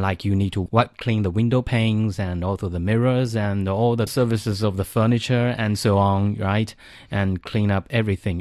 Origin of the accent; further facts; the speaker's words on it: Zhejiang, China; moved away as an adult; now in Beijing, China; in South China, especially in my hometown, in eastern China's, like, uh, Coastal Zhejiang